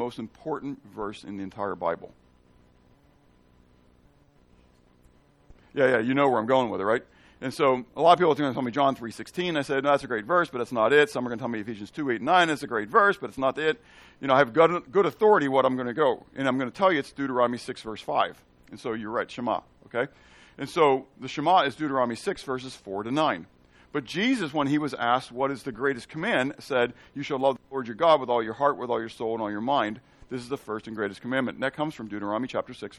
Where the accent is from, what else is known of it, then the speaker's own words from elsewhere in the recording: Pittsburgh, Pennsylvania, United States; I'm from Pittsburgh